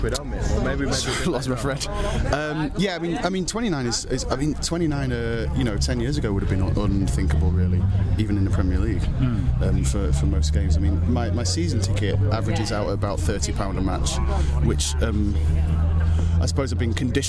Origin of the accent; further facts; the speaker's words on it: Manchester, North West England, United Kingdom; now in London, United Kingdom; I live in London, but born and raised in Manchester.